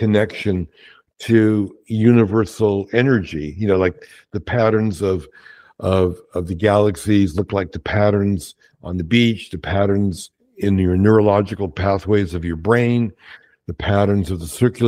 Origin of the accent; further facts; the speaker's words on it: New York City, New York, United States; growing up in Brooklyn, my parents were Holocaust survivors.